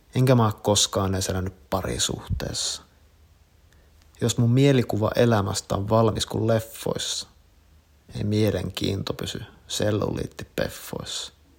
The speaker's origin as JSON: {"language": "Finnish", "town": "Kuopio", "region": "North Savo", "country": "Finland", "tie": "born or raised there", "said": "22V. Oon kasvanut Kuopiossa, omakotitalossa"}